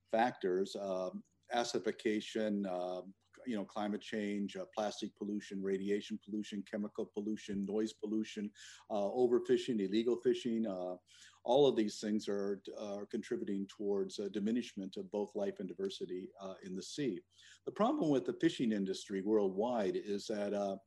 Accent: Eastern Canada, Canada; moved away; I was raised in a fishing village in Eastern Canada

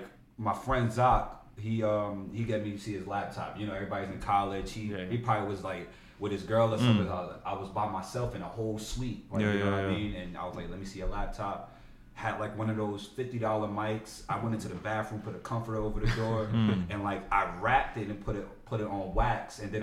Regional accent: Newark, New Jersey, United States; They don't think I'm from Newark.

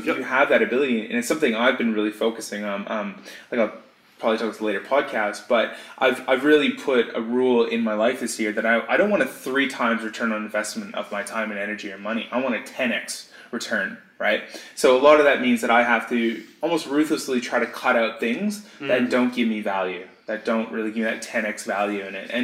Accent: Canada; now in Australia; I'm Canadian, moved to Australia

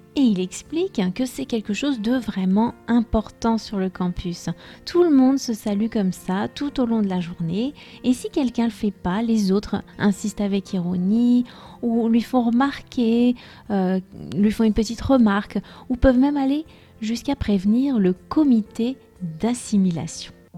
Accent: France; je suis française

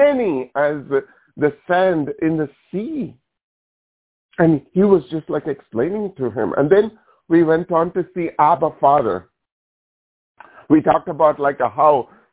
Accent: India; moved away; when I grew up in India, this is in our culture.

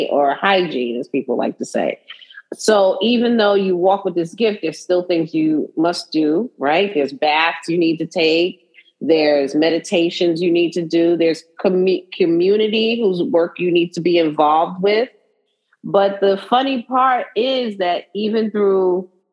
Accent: New York City, New York, United States; I'm from Brooklyn, right? So I consider myself, you know, a Brooklynite, but I'm also a New Yorker, right? You see how I say it? New Yorker

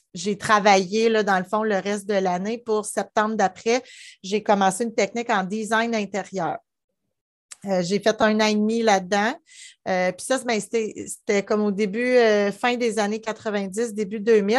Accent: Gatineau, Quebec, Canada; also born or lived in Ottawa; je suis née à Ottawa, mais j'ai grandi à Gatineau, Gatineau, Gatineau, pas le, secteur Gatineau.

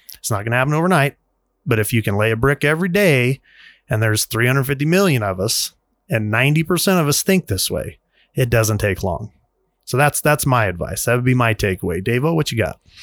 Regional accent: United States; We're, we're in America. As, as an American, we have a constitution.

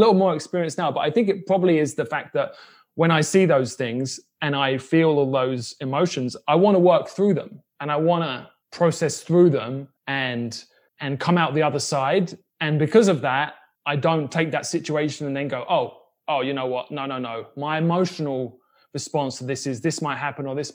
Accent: United Kingdom; also born or lived in Brooklyn; now in Kansas City, United States; I grew up in Section 8 housing in the UK

